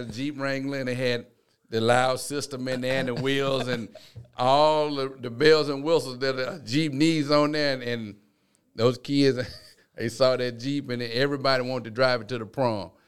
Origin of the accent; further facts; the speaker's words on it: Town Creek, Alabama, United States; growing up in Town Creek, it, it was so small